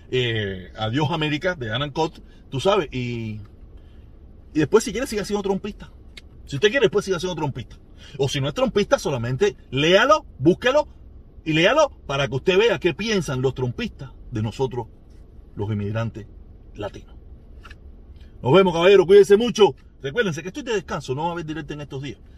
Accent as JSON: {"language": "Spanish", "country": "Cuba", "moved": "yes", "lives_now": "United States", "said": "El ejemplo número uno de la no asimilación a Norteamérica somos nosotros los cubanos yo soy uno de ellos. Llevo 20 años aquí y no hablo inglés."}